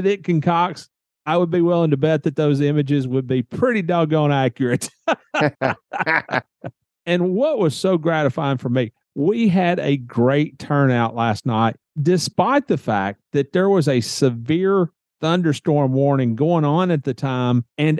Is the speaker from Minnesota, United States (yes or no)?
no; Nashville, Tennessee, United States; moved away; I am in Nashville right now.